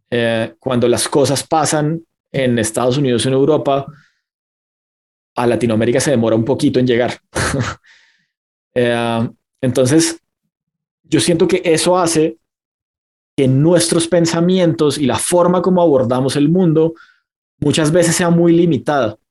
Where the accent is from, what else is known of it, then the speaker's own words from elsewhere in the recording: Bucaramanga, Santander, Colombia; mi ciudad natal eh, en Colombia, que se llama Bucaramanga